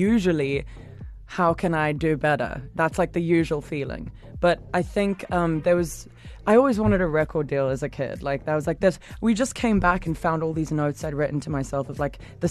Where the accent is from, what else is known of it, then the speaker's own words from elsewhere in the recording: Durban, KwaZulu-Natal, South Africa; now in London, United Kingdom; I'm from Durban, like grew up in the Berea